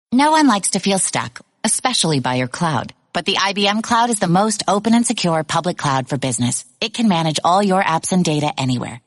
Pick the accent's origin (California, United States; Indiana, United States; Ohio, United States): Indiana, United States; East Chicago; also born or lived in Cleveland; where I grew up and in Cleveland and in East Chicago